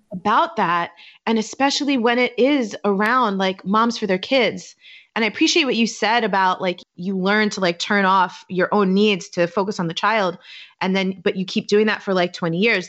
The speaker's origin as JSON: {"language": "English", "town": "New York City", "region": "New York", "country": "United States", "tie": "born or raised there", "also_born_or_lived": "Baltimore / Washington, D.C. / Hoboken, New Jersey / Manhattan", "moved": "as an adult", "lives_now": "Oakland, United States", "said": "I'm originally from New York. I'm from Staten Island"}